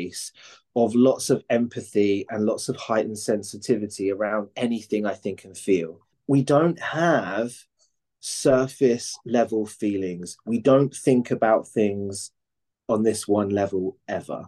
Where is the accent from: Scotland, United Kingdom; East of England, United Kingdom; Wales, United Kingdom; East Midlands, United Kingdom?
East of England, United Kingdom; Cambridge; now in London, United Kingdom; I grew up in Cambridge